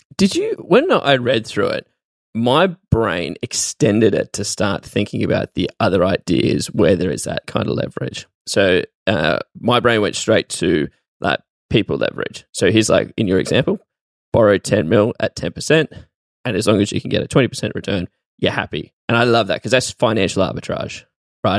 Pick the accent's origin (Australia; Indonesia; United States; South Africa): Australia; as an Australian, I've never been to America